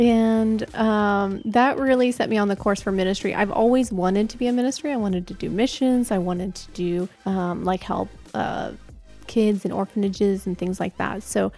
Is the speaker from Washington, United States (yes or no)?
no; Pennsylvania, United States; Okay. Well, I grew up in Pennsylvania, mm-hmm. so I'm not a native Texan. Although, of course, for all the Texans, I got here as quick as I could. grew up in Pennsylvania